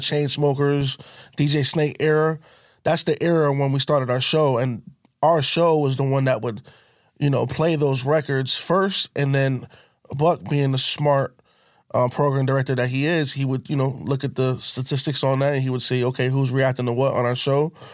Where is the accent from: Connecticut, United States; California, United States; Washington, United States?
Connecticut, United States; I'm from Connecticut, but there's two sides of Connecticut